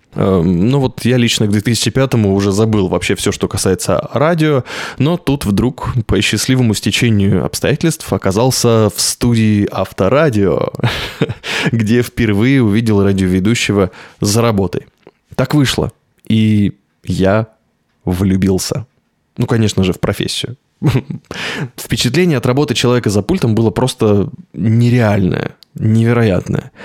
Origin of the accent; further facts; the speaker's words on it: Novosibirsk, Novosibirsk Oblast, Russia; Я из Новосибирска.